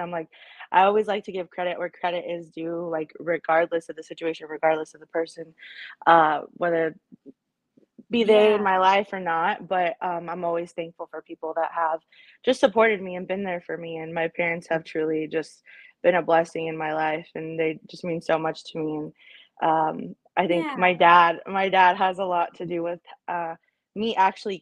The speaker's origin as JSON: {"language": "English", "town": "Arlington", "region": "Texas", "country": "United States", "tie": "born or raised there", "also_born_or_lived": "El Paso, Texas", "said": "we moved here when I was about 3"}